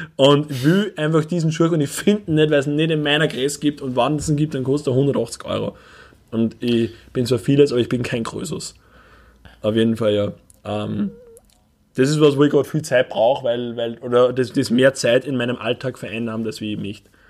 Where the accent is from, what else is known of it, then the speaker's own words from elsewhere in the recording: Upper Austria, Austria; wir als, als, als Oberösterreicher, die in einer von den ödesten Städten in Österreich wohnen